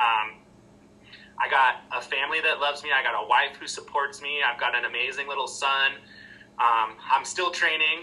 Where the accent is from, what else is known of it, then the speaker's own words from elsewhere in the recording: Oregon, United States; I'm from Oregon